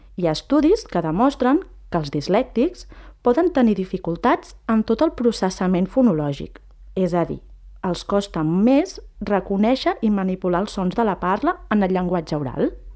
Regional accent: La Garriga, Catalonia, Spain; sóc nascuda i criada aquí a la Garriga

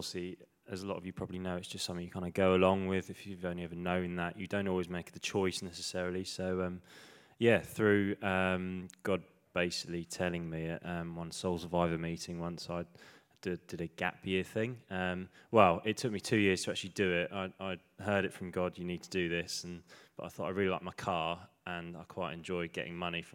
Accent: Suffolk, East of England, United Kingdom; moved away; I grew up in Suffolk

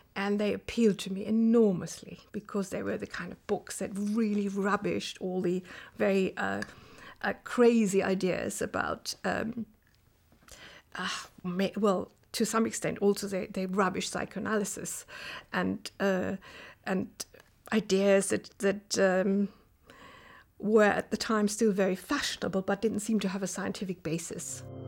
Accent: Kaiserslautern, Rhineland-Palatinate, Germany; moved away as an adult; also born or lived in Saarbrücken / London; I grew up in a town called Kaiserslautern

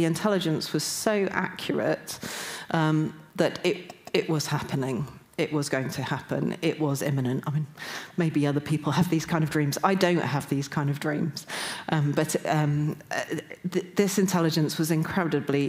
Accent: Newcastle upon Tyne, North East England, United Kingdom; I'm from Newcastle

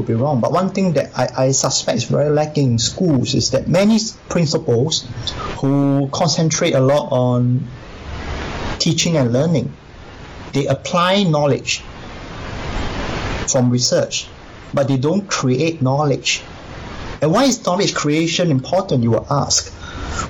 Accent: Singapore; I come from Singapore.

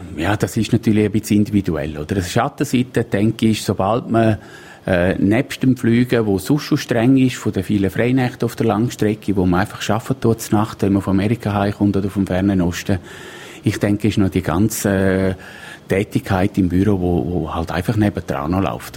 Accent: Splügen, Graubünden, Switzerland; ich bin in Splügen aufgewachsen

